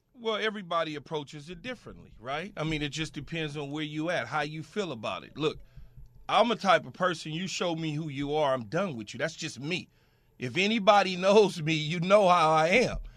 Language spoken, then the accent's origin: English; Los Angeles, California, United States; growing up in South Central Los Angeles